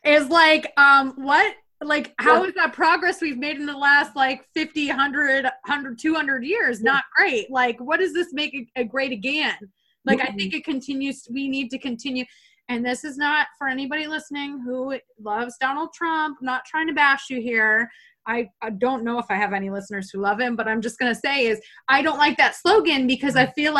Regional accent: the North, United States; moved away; I'm from the North. So I learned a completely different filtered version of U.S. history than I'm learning right now

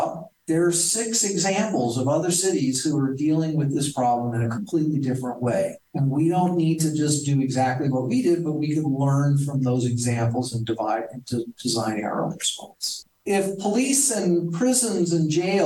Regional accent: Texas, United States; I did grow up with guns. I'm from Texas

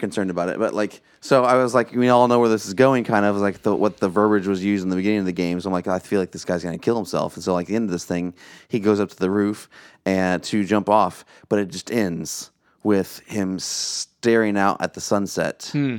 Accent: Illinois, United States; from Midwest. We're from Illinois. There's a lot of connections there.

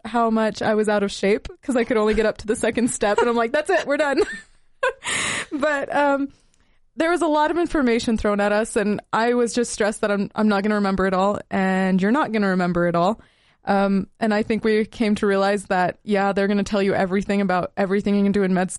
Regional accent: Utah, United States; now in Salt Lake City, United States; For me, I came from Southern Utah as a Middle Eastern person

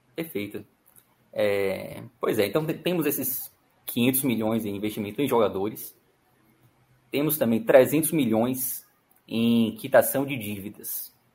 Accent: Salvador, Bahia, Brazil; Eu cresci aqui em, aqui em Salvador é, na década de 90

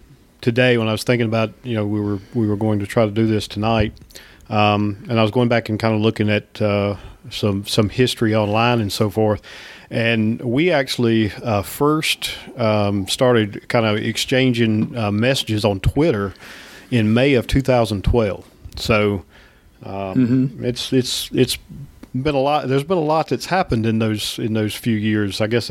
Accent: Australia; accent: Australian; Well, and at that time we weren't talking on the phone, so you know my Australian accent didn't you throw you off

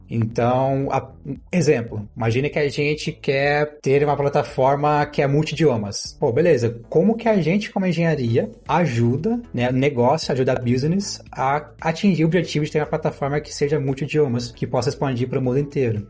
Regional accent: Mogi Guaçu, São Paulo, Brazil; sou de Mogi Guaçu, interior de São Paulo

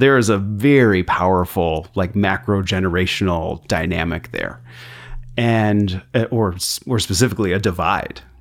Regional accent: Chicago, Illinois, United States; growing up in Chicago

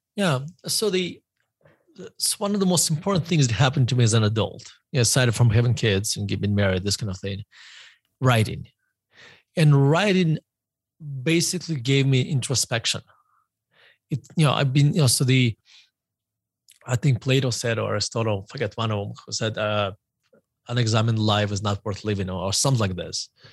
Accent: Murmansk, Murmansk Oblast, Russia; moved away; I grew up in, uh, Murmansk, uh, Russia

